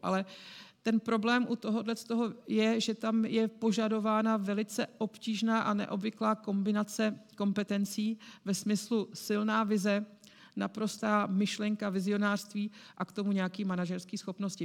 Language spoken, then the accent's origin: Czech; Prague, Czechia; protože já jsem Pražačka. A když jsem přišla do CZC, tak jsem byla jedinou Pražačkou.